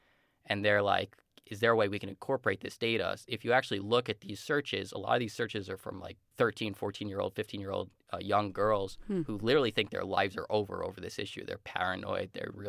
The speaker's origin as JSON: {"language": "English", "region": "New Jersey", "country": "United States", "said": "I'm from the New Jersey, like New York area"}